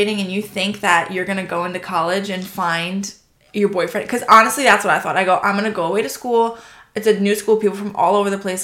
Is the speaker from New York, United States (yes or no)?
yes; Long Island, New York, United States; my hometown. I'm like, of Long Island